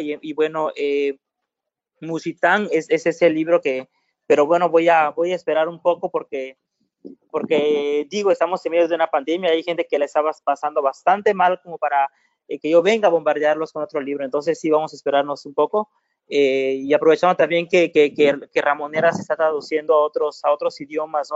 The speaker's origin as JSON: {"language": "Spanish", "town": "Juchitán", "region": "Oaxaca", "country": "Mexico", "said": "mi pueblo"}